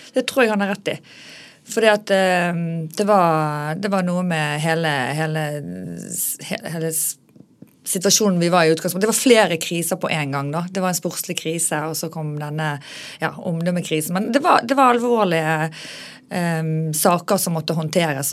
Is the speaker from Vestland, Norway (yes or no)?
yes; Bergen, Vestland, Norway; also born or lived in Oslo; jeg er veldig fra Bergen